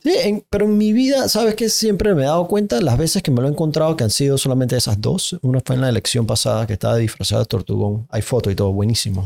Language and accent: Spanish; Panama; Yo como panameño